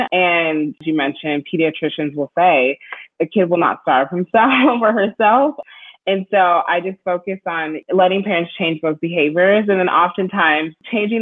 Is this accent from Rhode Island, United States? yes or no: no; Minneapolis, Minnesota, United States; also born or lived in Bloomington, Minnesota; I grew up in Minneapolis and then we lived in a suburb called Bloomington